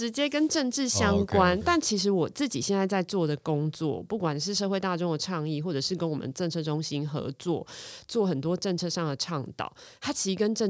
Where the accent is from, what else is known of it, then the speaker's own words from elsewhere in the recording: Taipei, Taiwan; 因为我自己是万华出生的，我是万华人，在地的万华人